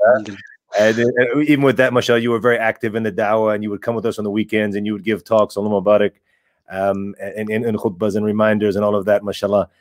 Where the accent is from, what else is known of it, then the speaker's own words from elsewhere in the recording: United States; I was born and raised in in America